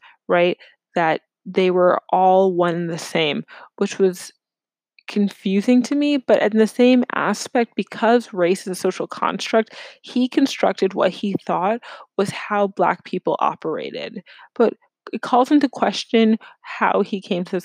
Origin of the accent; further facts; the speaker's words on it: New York City, New York, United States; moved away as an adult; also born or lived in Ohio; now in Chicago, United States; growing up in New York City, I was immersed in various groups